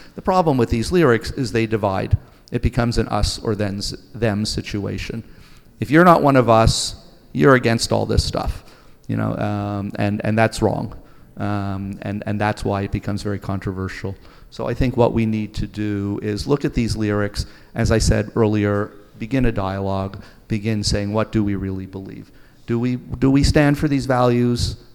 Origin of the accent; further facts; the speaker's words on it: Toronto, Ontario, Canada; moved away; where I grew up in Toronto, Canada